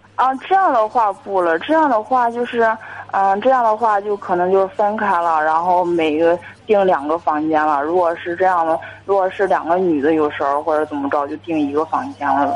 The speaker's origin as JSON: {"language": "Chinese", "town": "Jinan", "region": "Shandong", "country": "China", "said": "我是济南的"}